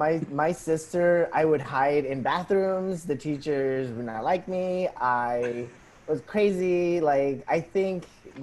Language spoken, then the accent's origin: English; Falls Church, Virginia, United States; also born or lived in Arlington / Peru; I am from Arlington. Well, I was born in Arlington, but I was raised in Falls Church. But before that, I was raised in Peru.